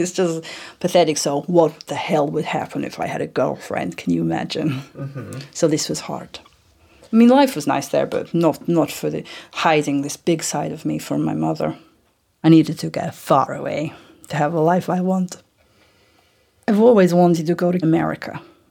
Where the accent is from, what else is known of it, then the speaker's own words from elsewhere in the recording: Vladivostok, Primorsky Krai, Russia; English is a second language; I live most of my life in Vladivostok in Russia. It was a hard town for me to live